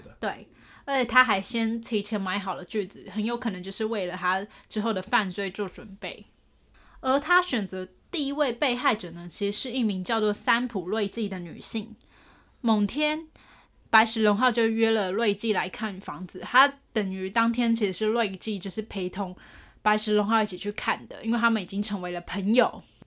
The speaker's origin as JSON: {"language": "Chinese", "region": "Taipei", "country": "Taiwan", "tie": "born or raised there", "said": "我老家都在台北"}